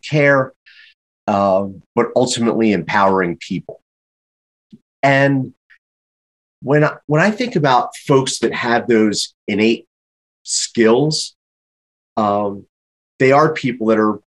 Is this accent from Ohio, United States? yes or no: no; Philadelphia, Pennsylvania, United States; growing up in Philadelphia, very happy to have one of the best business schools in the entire world in my backyard